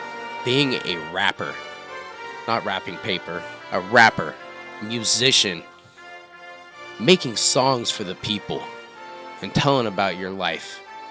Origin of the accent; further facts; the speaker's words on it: Montana, United States; born there; His grandma. Hey, I was born in Montana. You should use the mills I worked in, too. Montana Mills.